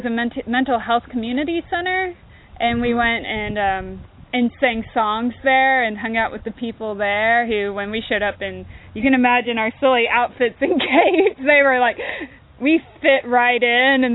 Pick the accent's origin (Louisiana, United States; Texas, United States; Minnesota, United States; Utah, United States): Texas, United States; Austin; I'm from Austin, Texas, and there's still a boom down there.